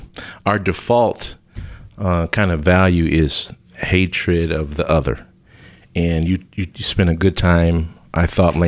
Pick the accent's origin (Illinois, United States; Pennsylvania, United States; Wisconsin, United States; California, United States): Illinois, United States; Chicago; And so I grew up in Chicago in a very large city in a parish that used to be Irish-German